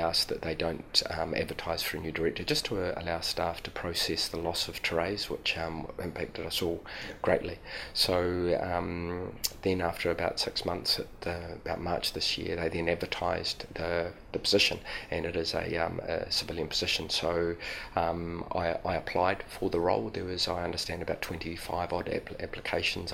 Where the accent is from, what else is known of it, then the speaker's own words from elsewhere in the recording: Christchurch, Canterbury, New Zealand; being born and bred in Christchurch